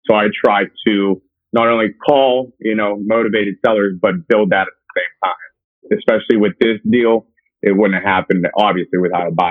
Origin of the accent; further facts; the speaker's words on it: Pittsburgh, Pennsylvania, United States; moved away as an adult; also born or lived in West Virginia / Southern California / New Jersey / Manhattan, New York; I'm originally from Pittsburgh, Pennsylvania